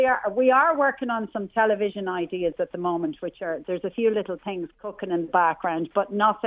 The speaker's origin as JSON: {"language": "English", "town": "Dundalk", "region": "Leinster", "country": "Ireland", "said": "I'm from Dundalk myself."}